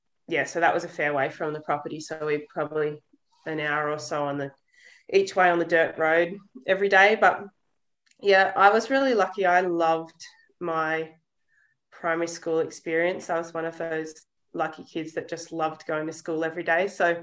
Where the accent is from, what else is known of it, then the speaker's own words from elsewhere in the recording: Bega Valley, southeast New South Wales, Australia; moved away as an adult; now in northwest Queensland, Australia; southeast New South Wales, so we're a fair way from home up here in northwest Queensland. I grew up in the Bega Valley, which is a long way down the coast, and I went to a tiny little primary school called Toowoomba